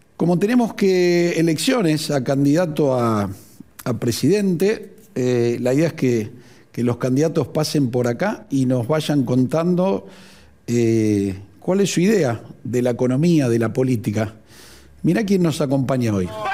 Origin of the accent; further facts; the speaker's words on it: Buenos Aires, Argentina; yo, yo, soy de Villa Devoto